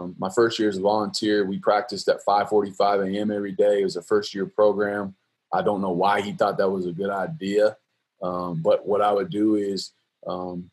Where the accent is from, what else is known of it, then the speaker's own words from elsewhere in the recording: Colorado, United States; I'm originally from Colorado. I was a mediocre high school player